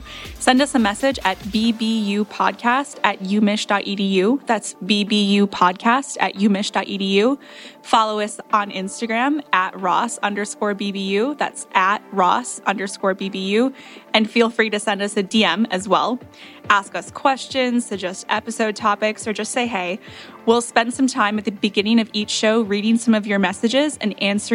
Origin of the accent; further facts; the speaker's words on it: Grand Rapids, Michigan, United States; I'm from Grand Rapids, Michigan.